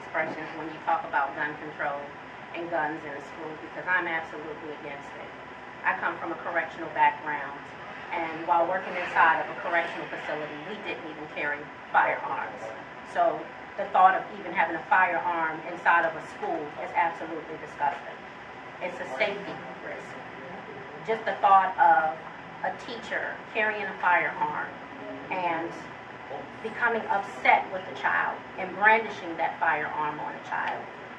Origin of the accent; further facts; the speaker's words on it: Los Angeles, California, United States; also born or lived in Newport News, Virginia; I'm from Newport News, Virginia. However, I spent a great deal of time of my life in Los Angeles, California. I was raised in Apodaca, and while in Los Angeles, I was raised on the east side of Los Angeles.